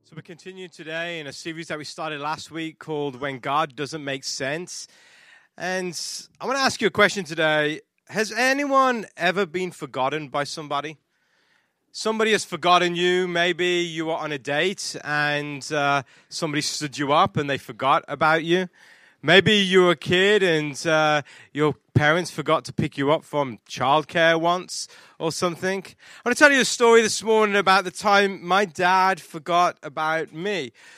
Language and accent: English; England, United Kingdom; moved away; I'm English